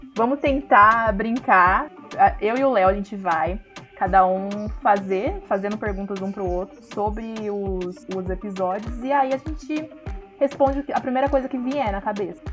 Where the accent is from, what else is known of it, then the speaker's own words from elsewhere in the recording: Hortolândia, São Paulo, Brazil; sou de Hortolândia, São Paulo